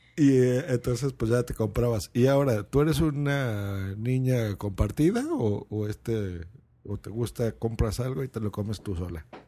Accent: Lerma, State of Mexico, Mexico; cuando yo era niño, yo vivía en una población que se llamaba Lerma, eso es en el Estado de México

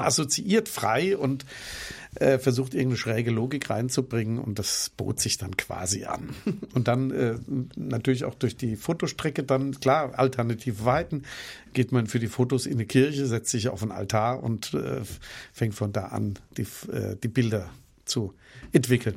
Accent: Germany; für mich als Deutscher

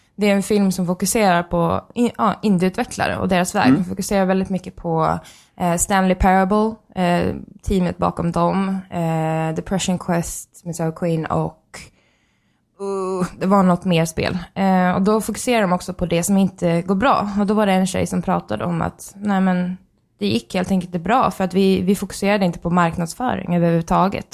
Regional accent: Sweden; vi är från Sverige.

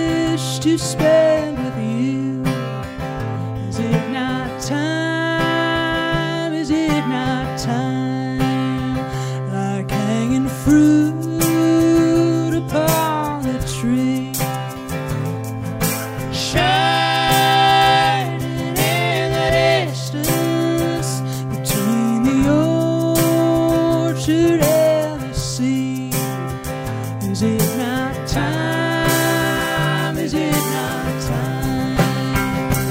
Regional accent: Pennsylvania, United States; now in Nashville, United States; I'm from Pennsylvania originally, and we both live a couple minutes away from each other in Nashville, Tennessee now

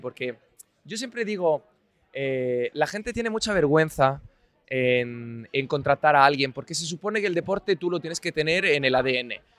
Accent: Italy; now in Madrid, Spain; yo soy un filólogo italiano

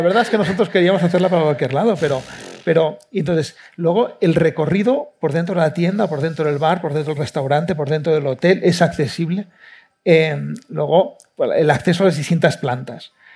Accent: Barcelona, Catalonia, Spain; yo también soy de Barcelona

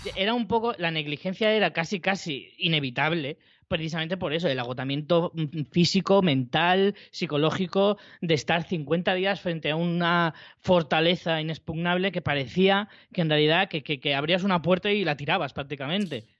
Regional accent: Spain; como español

